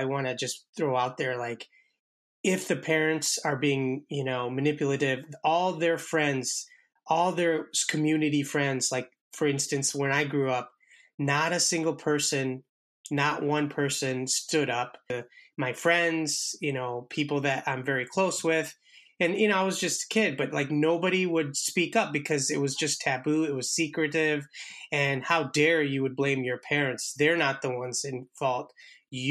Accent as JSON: {"language": "English", "country": "India", "said": "I'm Indian myself"}